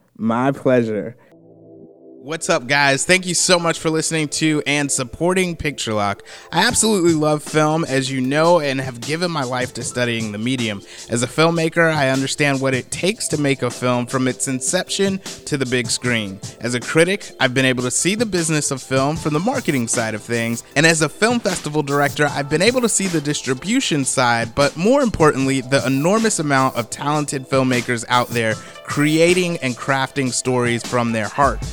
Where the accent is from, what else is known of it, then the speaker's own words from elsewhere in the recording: United States; as American